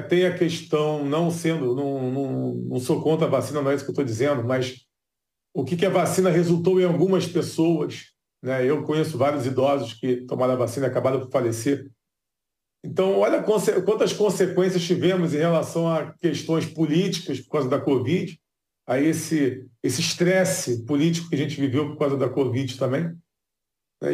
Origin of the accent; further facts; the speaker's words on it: Rio de Janeiro, Brazil; O Rio de Janeiro, por exemplo, que é a cidade que eu nasci e cresci